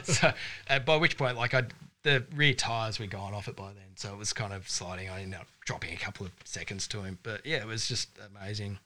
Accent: Australia; I'm actually Australian born

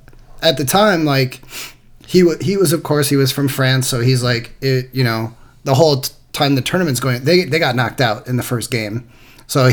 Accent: Wisconsin, United States; growing up in Wisconsin

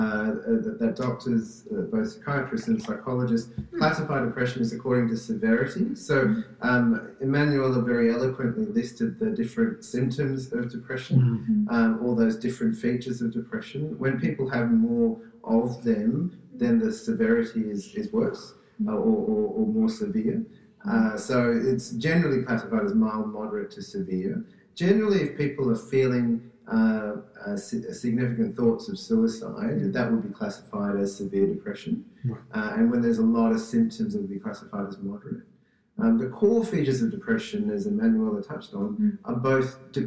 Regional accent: Australia; I'm Australian

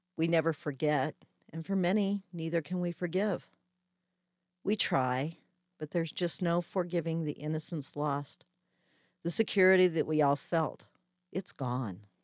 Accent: Colorado, United States; moved away as an adult; also born or lived in Wyoming; I'm originally from Colorado and I was living in Wyoming at the time

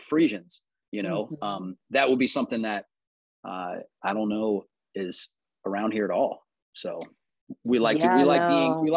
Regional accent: Charlotte, North Carolina, United States; also born or lived in North Adams, Massachusetts / Cherryville, North Carolina; We moved down here when we were three, or when I, not we, I was three.

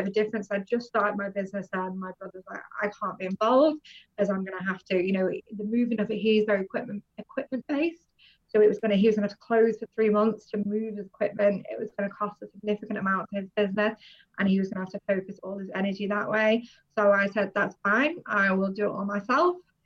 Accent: North West England, United Kingdom; moved away as an adult; also born or lived in London / Cayman Islands; I've always lived in the northwest of England, moved around a little bit that way

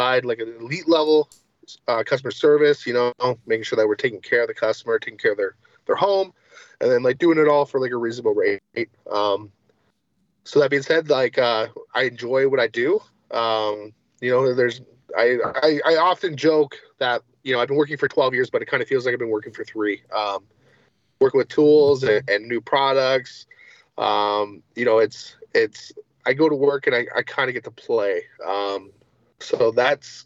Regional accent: Windsor, Ontario, Canada; I'm from Windsor, Ontario, Canada, which is the most southwestern point of Canada.

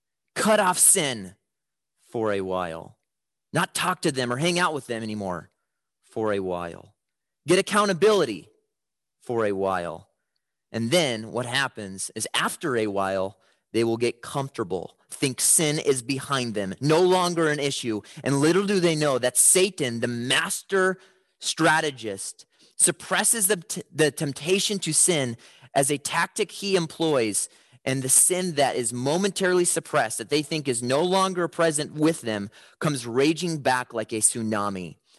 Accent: Chicago, Illinois, United States; When I was growing up in Chicago, my dad kind of had a home alone style to protect our house at night.

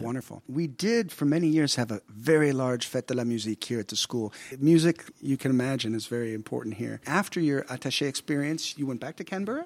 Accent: United States; moved away; I come from the United States, and that's more rare where I come from

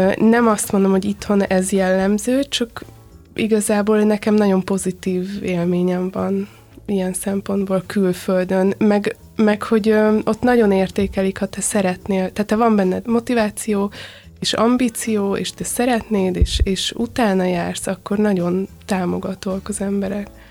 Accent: Hungary; also born or lived in London; magyar vagyok, Magyarországon dolgozom

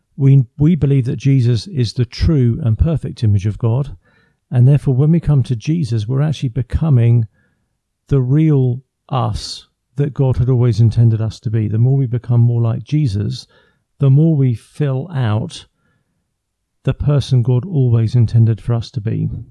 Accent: England, United Kingdom; first language English; I come from England, so born and raised in England. I live just outside London, near Windsor.

